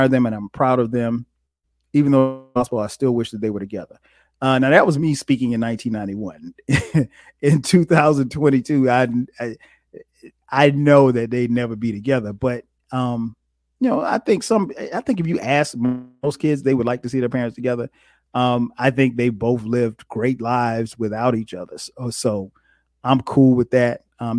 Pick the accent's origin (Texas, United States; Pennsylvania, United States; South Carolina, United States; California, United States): South Carolina, United States; Florence; moved away as an adult; also born or lived in Newark, New Jersey; now in Atlanta, United States; My parents moved when I was 3 to Florence, South Carolina, and that's where I grew up.